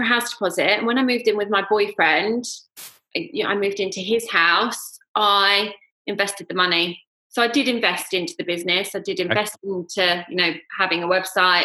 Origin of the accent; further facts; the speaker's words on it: Surrey, South East England, United Kingdom; moved away as an adult; now in London, United Kingdom; So I grew up in Surrey, lived in Surrey